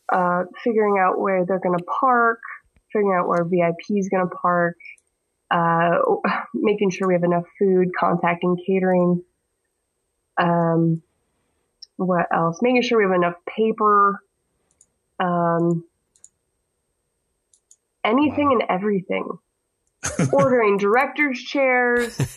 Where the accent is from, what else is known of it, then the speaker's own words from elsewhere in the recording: Michigan, United States; accent: similar to a Canadian accent; because I'm from Michigan, apparently I have an accent similar to a Canadian accent